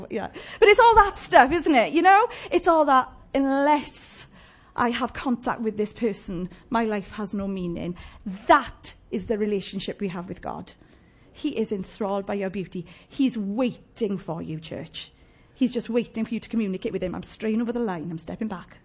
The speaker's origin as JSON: {"language": "English", "town": "Llanelli", "region": "Wales", "country": "United Kingdom", "said": "I'm from Llanelli"}